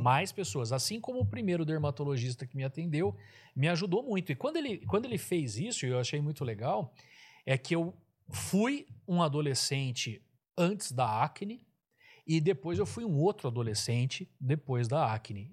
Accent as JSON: {"language": "Portuguese", "town": "Araraquara", "region": "São Paulo", "country": "Brazil", "said": "eu sou de Araraquara, Araraquara não tem também, é uma cidade quente"}